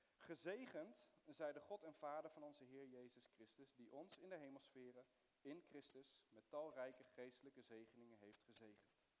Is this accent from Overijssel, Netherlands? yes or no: no; Soest, Utrecht, Netherlands; also born or lived in Middle East; ik ben geboren in het Midden-Oosten, maar, eh, ik ben opgegroeid in, in Soest